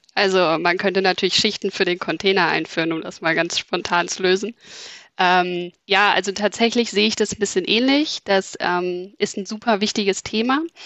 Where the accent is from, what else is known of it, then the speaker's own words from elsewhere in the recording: Berlin, Germany; moved away as an adult; now in Hamburg, Germany; Ich komme ursprünglich aus Berlin, ähm, bin aber, würde ich sagen, Wahlhamburgerin, weil ich mich während des Studiums in Hamburg verliebt habe